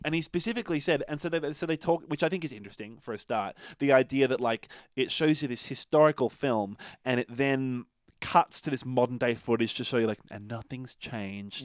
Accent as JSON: {"language": "English", "country": "Australia", "said": "I'm Australian"}